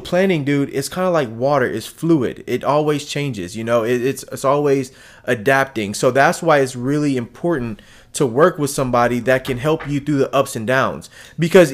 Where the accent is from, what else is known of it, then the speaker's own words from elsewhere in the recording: Philadelphia, Pennsylvania, United States; moved away; also born or lived in Houston, Texas; I'm from Philadelphia, man. I'm from places where I'm from Philadelphia, where they call it the projects, to move to Houston, Texas